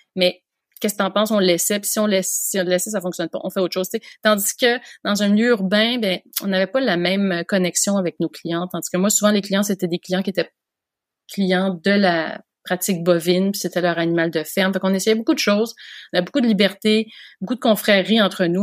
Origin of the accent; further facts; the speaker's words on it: Montreal, Quebec, Canada; moved away; j'ai grandi à Montréal